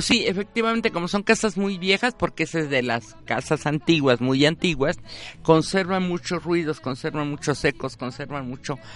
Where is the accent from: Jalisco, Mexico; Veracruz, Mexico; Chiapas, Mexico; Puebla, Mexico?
Puebla, Mexico; nosotros como poblanos y como mexicanos